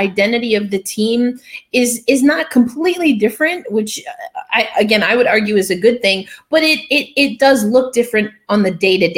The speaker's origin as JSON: {"language": "English", "region": "New York", "country": "United States", "said": "I'm a New Yorker. So, of course, I keep kind of finger on the pulse of what the Rangers, even the Devils and the Islanders are doing, just because I've grown up hearing, you know, hearing those names and those franchises."}